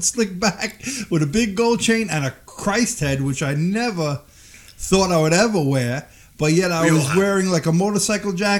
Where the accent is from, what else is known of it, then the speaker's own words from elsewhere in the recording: New York City, New York, United States; also born or lived in Staten Island; I grew up in Brooklyn